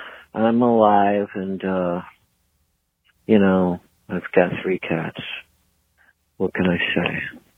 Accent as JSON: {"language": "English", "region": "Michigan", "country": "United States", "said": "Yeah, so I'm an artist from Michigan."}